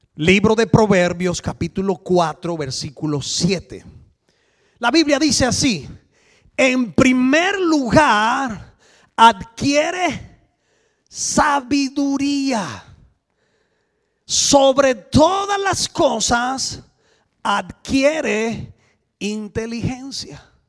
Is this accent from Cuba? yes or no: yes; Cuba; moved away as an adult; now in Switzerland; venimos de Cuba. Ah, hace 18 años vivimos en Suiza